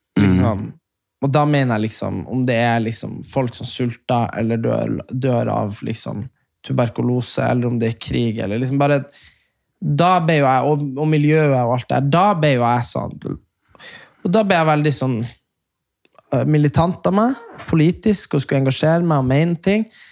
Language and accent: Norwegian; Norway; som nordmann